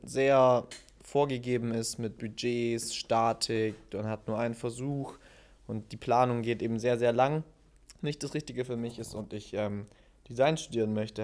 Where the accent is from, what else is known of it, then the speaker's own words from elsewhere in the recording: Stuttgart, Baden-Württemberg, Germany; moved away as an adult; now in Wuppertal, Germany; Ich komme ursprünglich aus Stuttgart, relativ weit weg von Wuppertal